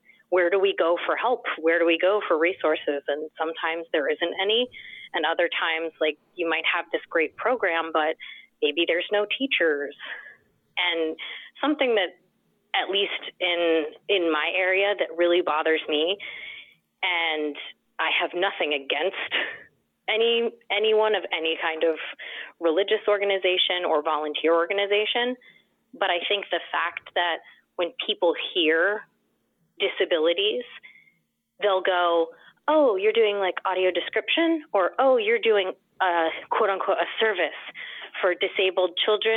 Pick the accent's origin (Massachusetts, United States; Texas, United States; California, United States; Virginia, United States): Virginia, United States; Northern; also born or lived in Washington, D.C.; I'm from Northern Virginia, which is very near Washington, D.C.